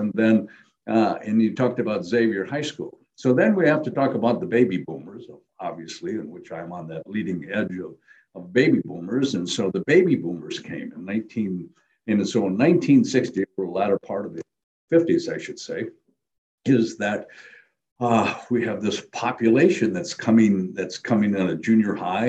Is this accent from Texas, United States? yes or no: no; Appleton, Wisconsin, United States; I was born in 46, obviously, then into the 50s. So I grew up on the corner of Walnut and Lawrence. Okay. So that was one block off of the main street in Appleton, Wisconsin